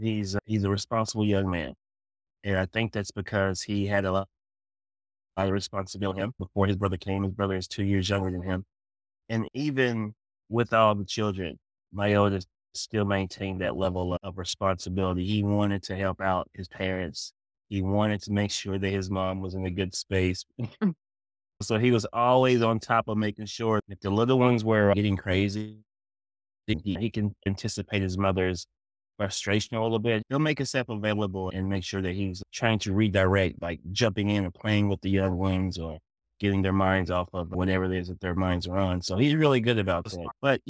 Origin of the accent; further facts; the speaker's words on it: Smoky Mountains, United States; I was familiar with the vacation rental space because we used to stay in the cabins when I was growing up in the Smoky Mountains.